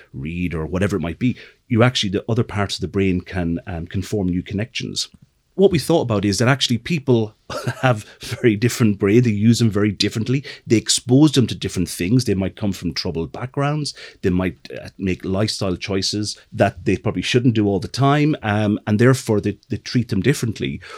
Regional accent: middle of Ireland, Midlands, Ireland; moved away as an adult; also born or lived in London; I'm from the middle of Ireland

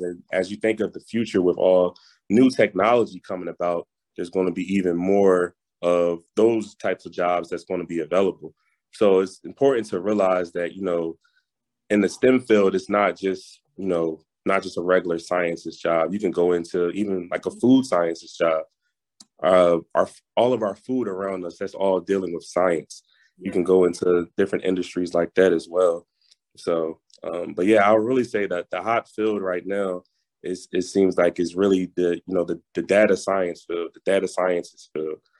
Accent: Philadelphia, Pennsylvania, United States; moved away as an adult; also born or lived in North Carolina; I'm originally from Philadelphia, mm-hmm. PA

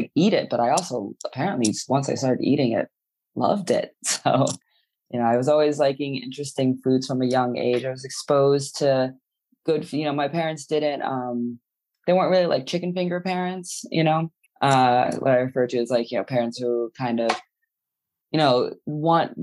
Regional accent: New York City, New York, United States; I grew up in New York City. I was born at the at New York Hospital

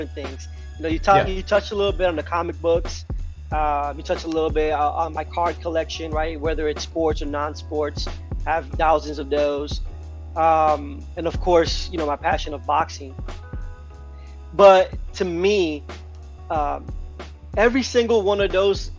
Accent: New York, United States; also born or lived in Puerto Rico; I was born in Puerto Rico, but I was raised in New York

